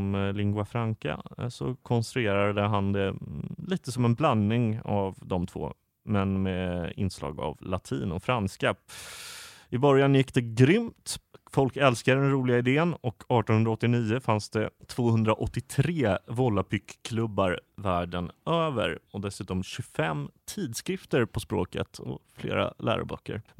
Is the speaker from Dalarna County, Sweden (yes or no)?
no; Skåne, Sweden; där jag växte upp i Skåne.